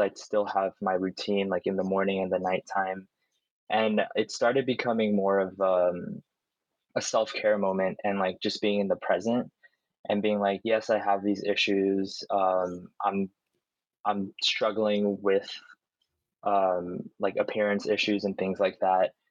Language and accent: English; United States; growing up in America